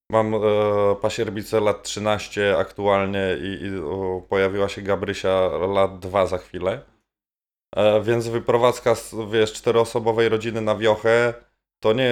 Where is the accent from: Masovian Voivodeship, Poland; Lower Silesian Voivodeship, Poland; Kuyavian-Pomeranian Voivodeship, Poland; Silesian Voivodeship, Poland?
Masovian Voivodeship, Poland; Halinów; moved away; also born or lived in Warsaw; pod miastem, w sensie w Halinowej w Sulejówku. Halinów był wtedy w zasadzie taką wioską pod miastem. Na tyle blisko Warszawy